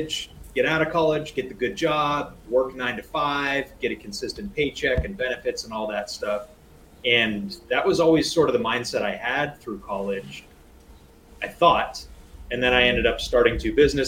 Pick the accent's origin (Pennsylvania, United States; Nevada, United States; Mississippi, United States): Pennsylvania, United States; Rust Belt city 100 miles from Buffalo, Cleveland and Pittsburgh; I was born and raised here, and my parents owned a business here